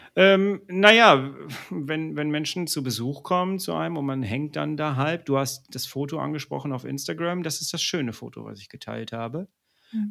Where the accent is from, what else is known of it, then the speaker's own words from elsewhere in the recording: Ruhr area, North Rhine-Westphalia, Germany; ich komme aus dem Ruhrpott, wir sind nicht weit weg voneinander. Du kennst die Mentalität hier im Ruhrpott